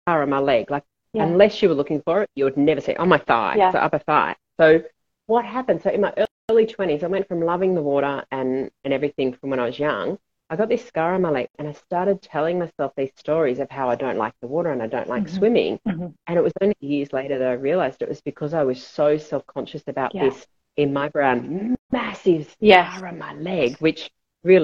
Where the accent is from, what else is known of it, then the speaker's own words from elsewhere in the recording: Australia; I was brought up in Australia and we had a pool